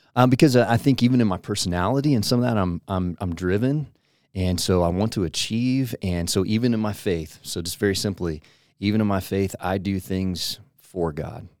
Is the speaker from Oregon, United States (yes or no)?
yes; Portland, Oregon, United States; I grew up in Portland, Oregon area